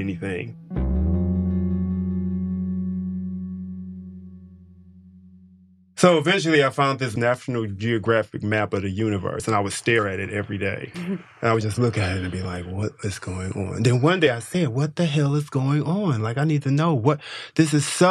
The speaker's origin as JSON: {"language": "English", "town": "Detroit", "region": "Michigan", "country": "United States", "tie": "born or raised there", "said": "I grew up in Detroit during the time of when it was very prosperous"}